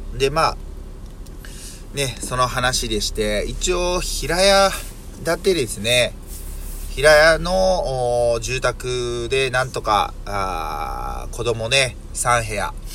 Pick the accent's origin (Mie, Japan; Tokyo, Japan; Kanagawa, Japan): Mie, Japan; Yokkaichi